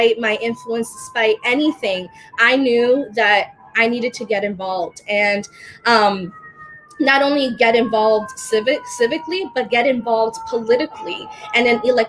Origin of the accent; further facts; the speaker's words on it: United States; also born or lived in Dominican Republic; I was born in the Dominican Republic and came here to America when I was 2 months old with my family. And despite growing up in America